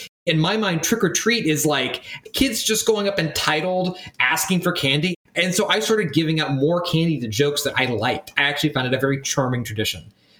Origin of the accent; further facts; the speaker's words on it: Wichita, Kansas, United States; moved away as an adult; also born or lived in St. Louis, Missouri; I also grew up in Kansas. So I'm from the Midwest, and St. Louis, I figured, was a lot like Wichita, Kansas, my hometown.